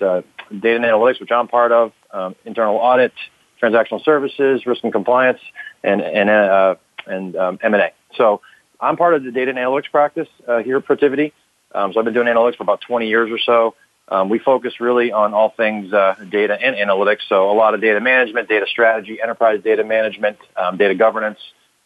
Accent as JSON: {"language": "English", "town": "Boston", "region": "Massachusetts", "country": "United States", "said": "I'm a Boston guy, so based out of Boston, Mass."}